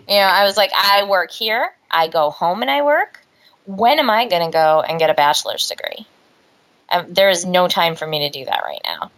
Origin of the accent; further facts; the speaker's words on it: Omaha, Nebraska, United States; moved away; where I grew up, that wasn't like a huge thing, you know. Right. I mean, in Omaha